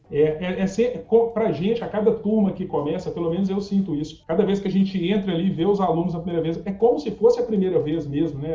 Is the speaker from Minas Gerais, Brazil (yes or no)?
yes; Belo Horizonte, Minas Gerais, Brazil; sou de Belo Horizonte, Minas Gerais